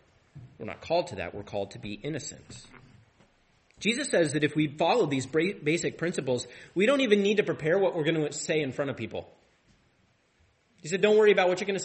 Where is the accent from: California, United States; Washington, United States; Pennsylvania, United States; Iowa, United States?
Washington, United States; Tri-Cities; now in Deer Park, United States; I grew up in the Tri-Cities